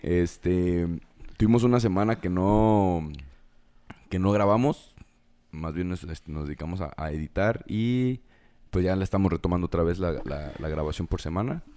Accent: Mexico; como buen mexicano

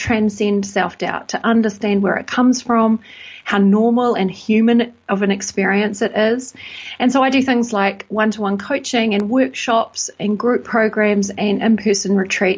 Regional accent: New Zealand; moved away as an adult; also born or lived in United Kingdom; now in Bristol, United Kingdom; I'm from New Zealand

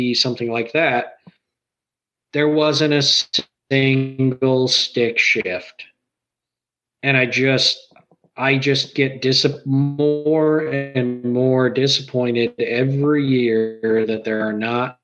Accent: Michigan, United States; I grew up in Michigan on a farm

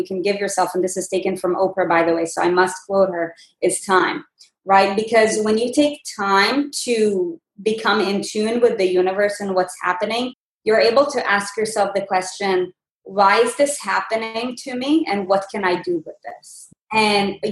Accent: Israel; I'm from Israel

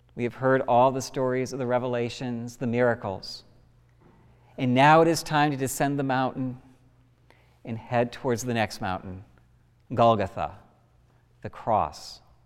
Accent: United States; we as an American people have marked and memorial significant events in our country

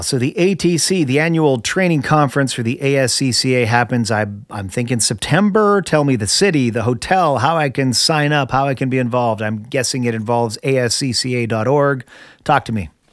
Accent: Canada; now in United States; I'm originally from Canada, my friend. I'm okay. Canadian. Of course, I'm a Canadian American now

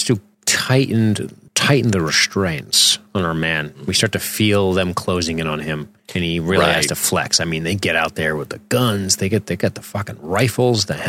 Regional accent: United States; I said I was from America.

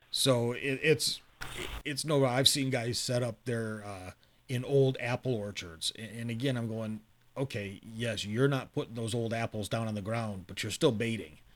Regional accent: Michigan, United States; I grew up in Michigan

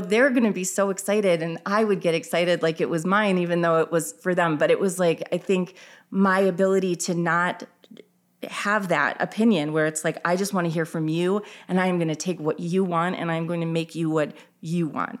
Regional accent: Illinois, United States; now in Minnesota, United States; I am originally from Illinois

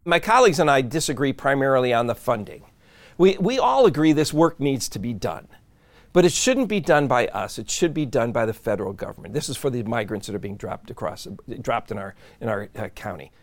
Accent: Midwest, United States; moved away as an adult; now in San Diego, United States; I grew up in the Midwest

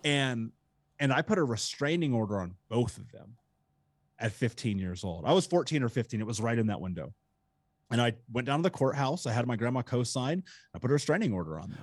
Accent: Indianapolis, Indiana, United States; I grew up in Indianapolis

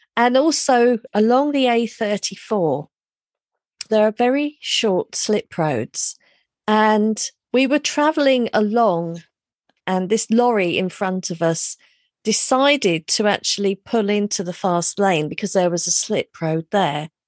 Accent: London, United Kingdom; moved away as an adult; also born or lived in Reading; I grew up in London

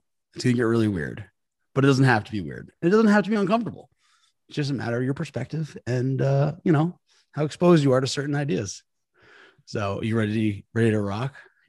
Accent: New York, United States; I'm a New Yorker.

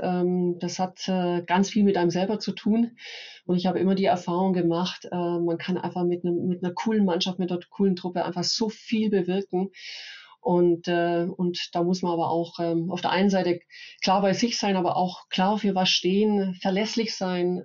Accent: Upper Swabia, Baden-Württemberg, Germany; now in Munich, Germany; bin äh, Schwäbin, nee, ich muss äh, korrekt sagen, Oberschwäbin

